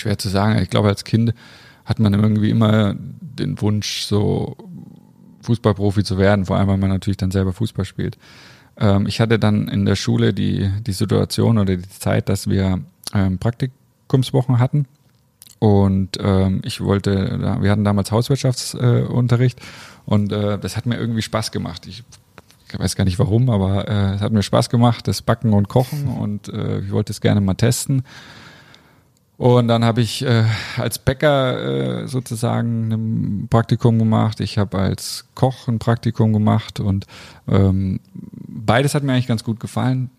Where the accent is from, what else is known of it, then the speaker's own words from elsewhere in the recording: Bamberg, Bavaria, Germany; now in Leverkusen, Germany; Also ich bin in Bamberg äh, groß geworden, meine Familie lebt da.